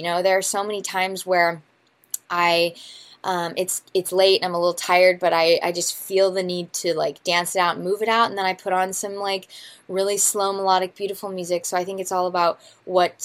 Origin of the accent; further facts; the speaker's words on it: Missouri, United States; I'm from Missouri